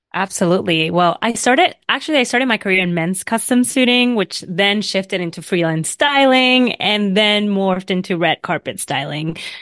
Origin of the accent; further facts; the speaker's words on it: Vega Baja, Puerto Rico; now in New York City, United States; born and raised in Puerto Rico in a small city in the north of the island called Vega Baja